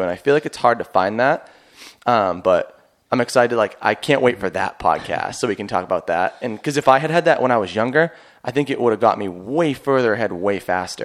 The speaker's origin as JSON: {"language": "English", "town": "Boston", "region": "Massachusetts", "country": "United States", "said": "I'm from Boston"}